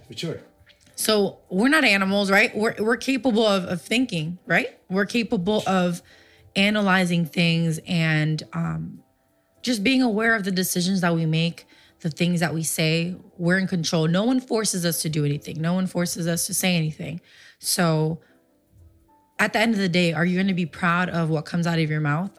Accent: Puerto Rico; moved away; also born or lived in Livingston, New Jersey / Paterson, New Jersey; So when we lived there, I was about three years old is when we moved to Puerto Rico.

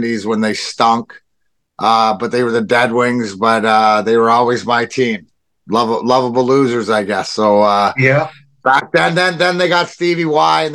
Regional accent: Leamington, Ontario, Canada; also born or lived in Burnaby, British Columbia / Woodslee, Ontario; I was born in Burnaby. My hometown's Leamington

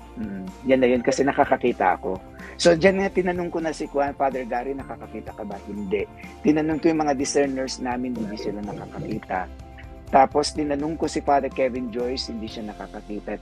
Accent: Philippines; now in United States; Filipino ako, kailangan i-consider yung kwan eh, yung kultura, kung saan ako galing

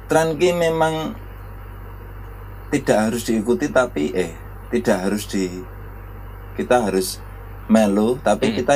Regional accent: Java, Indonesia; walaupun terutama masih Jawa nah, karena kita orang Jawa ya

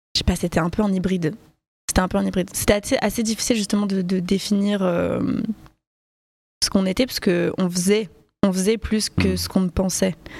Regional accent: Paris, Île-de-France, France; je viens de Paris, born and raised

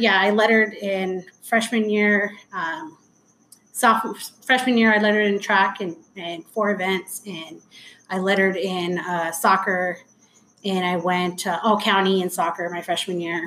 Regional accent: Anaheim, California, United States; I grew up in Anaheim.

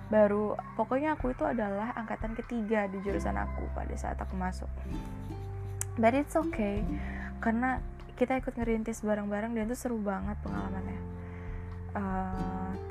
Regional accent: Pekalongan, Central Java, Indonesia; Undip kan di Semarang jadi dekat sama kota aku

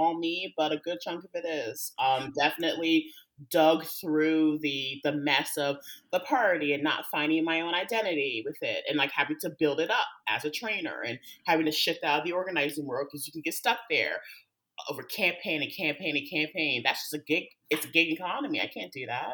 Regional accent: North Carolina, United States; Went back home, as I like to say, because I'm from North Carolina

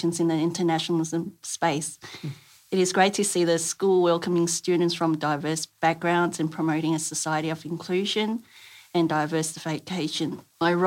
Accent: Sydney, New South Wales, Australia; English is a second language; also born or lived in Taiwan; I came to Australia from Taiwan when I was 7 and lived in Sydney

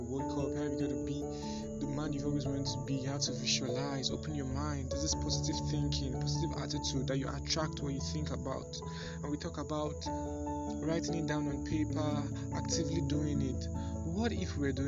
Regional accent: Nigeria; I'm Nigerian by birth

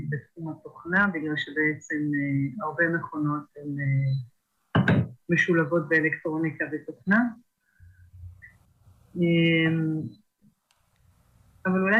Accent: Kibbutz in the Upper Galilee, Northern District, Israel; אני קיבוצניקית מקיבוץ מרק מרדכי שבגליל העליון, והתחתנתי וילדתי שם את שלושת הילדים שלי, ועזבתי את הקיבוץ עם שלושה ילדים. ובעצם רק בגיל 36 אני חושבת חזרתי בתשובה וגם בעלי.

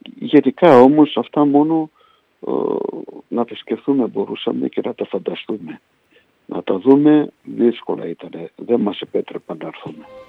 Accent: Budapest, Hungary; moved away as an adult; also born or lived in Poland / Miskolc, Hungary; now in Greece; Από εκεί σε ένα χρόνο μέσα ε, μετακομίσαμε στην Ουγγαρία.

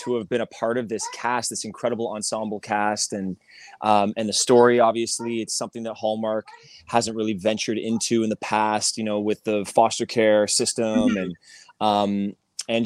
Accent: Montreal, Quebec, Canada; now in California, United States; my hometown of Montreal, Canada

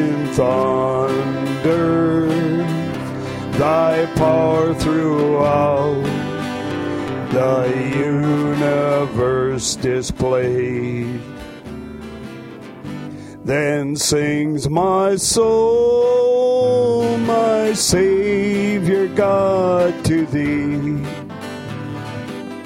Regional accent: Dillingham, Alaska, United States; moved away; I'm originally from Dillingham

